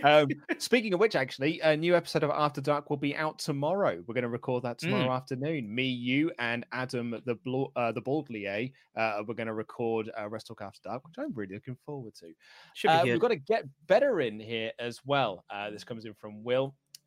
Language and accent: English; Glasgow, Scotland, United Kingdom; I'm the guy from Glasgow. So as Luke so eloquently puts, I live in Glasgow.